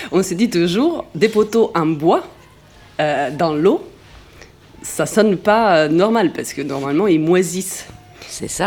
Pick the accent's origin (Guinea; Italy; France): Italy; Venice, Veneto; French is a second language; moved away; je suis de Venise, mais que j'ai une grand-mère